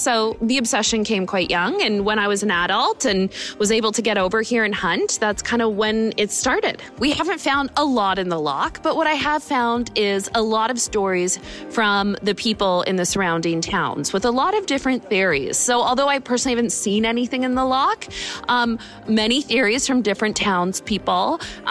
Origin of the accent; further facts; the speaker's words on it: Toronto, Ontario, Canada; I'm from Toronto, Canada. I have been coming from Canada for the past 9 years to hunt Nessie.